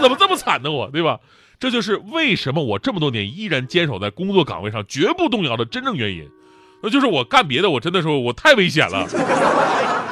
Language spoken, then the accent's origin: Chinese; Changchun, Jilin, China; 我斥资在我们家乡吉林长春开了一个卖红酒的酒庄